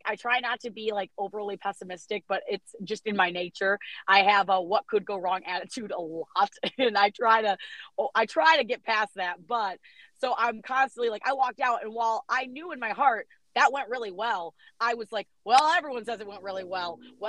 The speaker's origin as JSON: {"language": "English", "town": "East Lansing", "region": "Michigan", "country": "United States", "said": "We're originally from East Lansing, and it's like a big part of our family"}